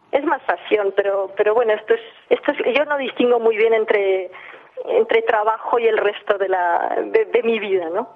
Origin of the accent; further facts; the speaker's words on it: England, United Kingdom; nací en Inglaterra, eh, soy de, madre francesa, de padre catalán